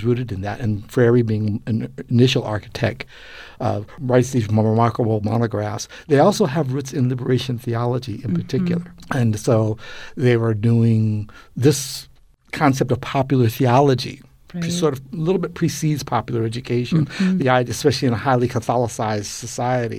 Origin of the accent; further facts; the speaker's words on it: San Francisco, California, United States; I'm a neighborhood kid, working class kid growing up in San Francisco in the 50s and 60s